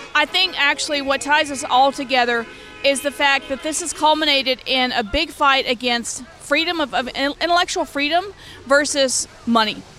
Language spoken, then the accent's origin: English; Louisiana, United States; now in Los Angeles, United States; I'm originally from Louisiana